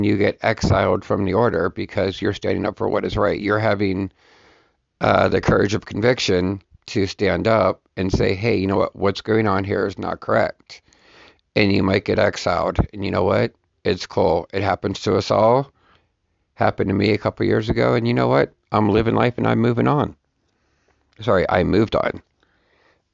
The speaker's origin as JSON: {"language": "English", "country": "United States", "said": "as an American"}